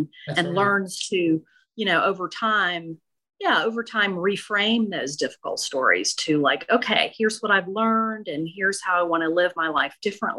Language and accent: English; Okolona, Mississippi, United States; Yeah, so I grew up in Northeast Mississippi in a tiny town called Okolona near Tupelo, and there was not a whole lot to do, but everybody gathered and told stories all the time.